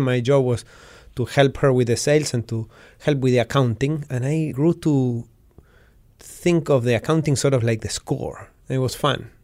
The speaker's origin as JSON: {"language": "English", "region": "Patagonia", "country": "Argentina", "tie": "born or raised there"}